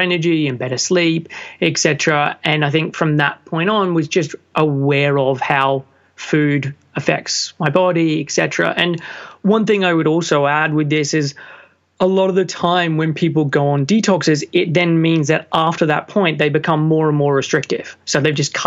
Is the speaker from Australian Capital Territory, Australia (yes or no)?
no; Sydney, New South Wales, Australia; moved away as an adult; now in London, United Kingdom; I'm originally from Sydney, Australia. And at the age of 21, finished a business degree